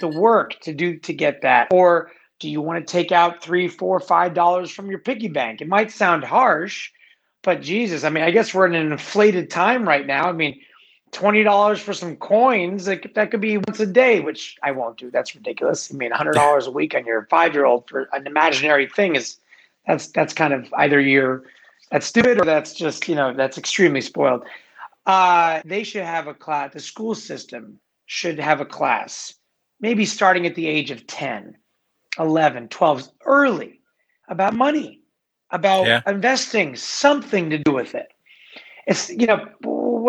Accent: Los Angeles, California, United States; I grew up in LA. I grew up in Venice Beach. I'm an Angelino.

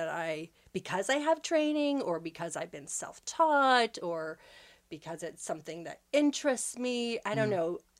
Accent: Bridgewater, Nova Scotia, Canada; I grew up here in Nova Scotia, just outside of the town of Bridgewater.

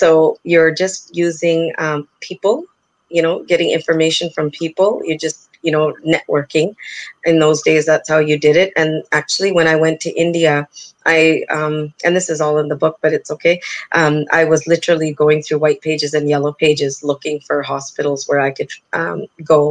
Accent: Canada; I'm a person born and brought up in Canada

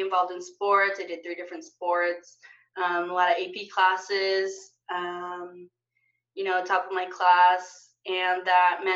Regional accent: Salinas, California, United States; also born or lived in Bakersfield, California; I was born and raised in Salinas, California.

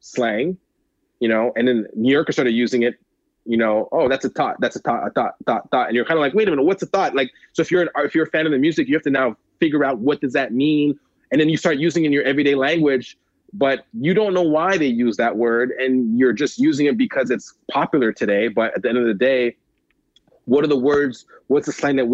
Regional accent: Montreal, Quebec, Canada; as a Canadian, even though I'm from Montreal

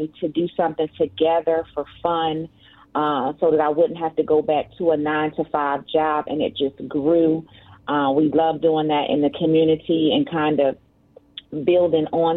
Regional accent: Philadelphia, Pennsylvania, United States; moved away as an adult; now in Virginia, United States; I am born and raised in Philadelphia. As you well know, I am a Philly girl

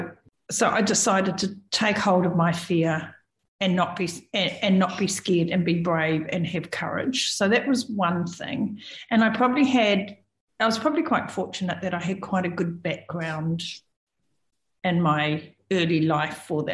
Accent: New Zealand; I'm a Kiwi

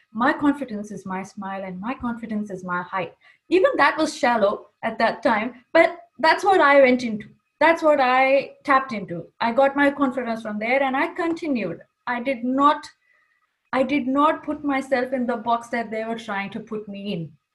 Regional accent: Kuwait; first language English; moved away as an adult; also born or lived in Pakistan; coming from Kuwait, English was my first language. We used to only speak in Urdu with my family

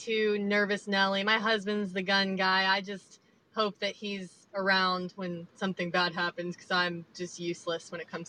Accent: the South, United States; also born or lived in Belgium; I'm from the South, so it's kind of lonely feeling.

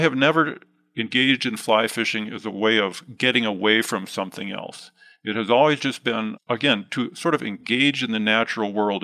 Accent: Midwest, United States; now in West Yellowstone, United States; I grew up mostly in the Midwest

